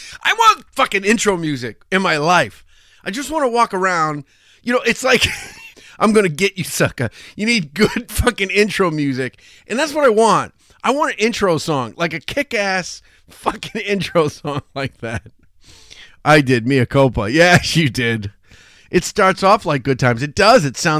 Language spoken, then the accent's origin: English; United Kingdom; I'm British, I don't know these.